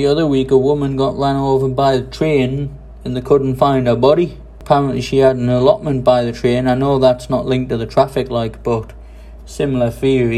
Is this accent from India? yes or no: no; England, United Kingdom; now in Taiwan; People say, where are you from? I say, England